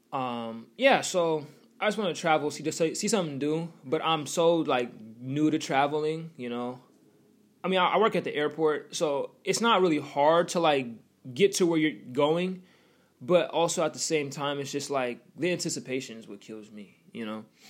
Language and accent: English; Washington, United States; accent: West Coast; I'm from Washington